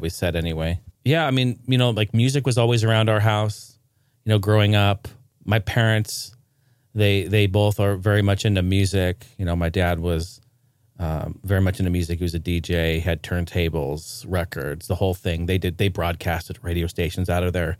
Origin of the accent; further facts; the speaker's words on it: Portland, Oregon, United States; also born or lived in Clackamas, Oregon; I grew up in Portland, Oregon